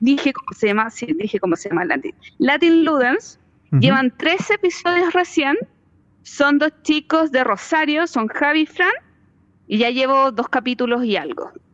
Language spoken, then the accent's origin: Spanish; Chile